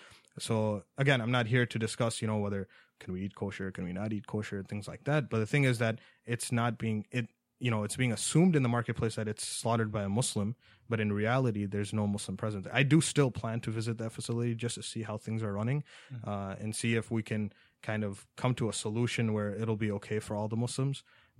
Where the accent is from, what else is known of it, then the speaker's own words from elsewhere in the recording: New York, United States; New York. I'm originally from New York.